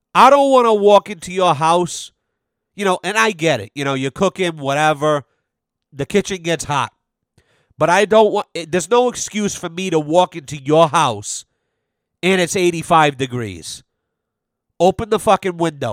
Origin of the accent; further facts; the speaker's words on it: United States; I'm an American.